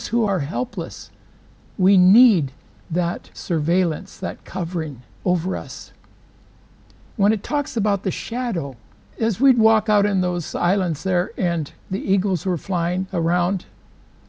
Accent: the Northwest, Pacific Northwest, United States; I'm from the Northwest

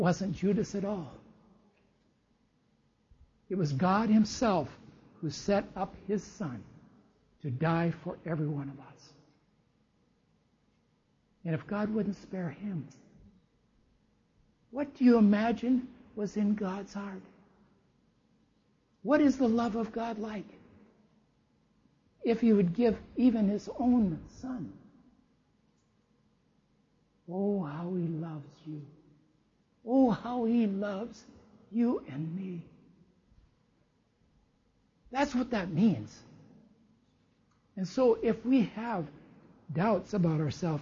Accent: United States; I'm an American

